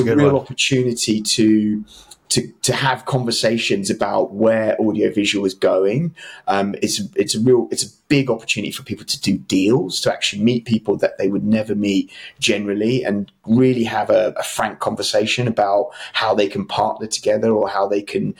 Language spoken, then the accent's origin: English; London, United Kingdom; I'm from London